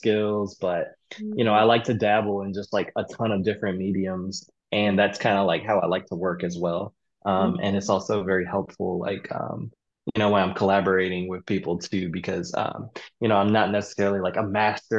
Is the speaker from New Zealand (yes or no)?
no; DMV, PG County, Maryland, United States; moved away; also born or lived in Greensboro, North Carolina; most of my upbringing I would say would be, the DMV.